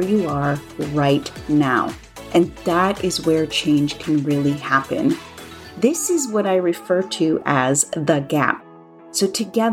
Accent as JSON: {"language": "English", "town": "Los Angeles", "region": "California", "country": "United States", "also_born_or_lived": "New Orleans", "moved": "as an adult", "said": "And I am from Los Angeles, and I moved to New Orleans."}